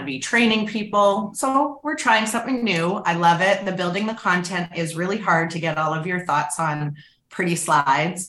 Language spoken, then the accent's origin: English; Canada; now in United States; I'm Canadian